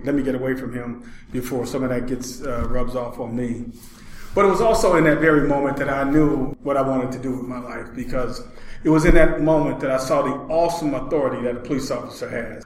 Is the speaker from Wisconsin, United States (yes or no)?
yes; Milwaukee, Wisconsin, United States; I was born here in the Hillside Housing Project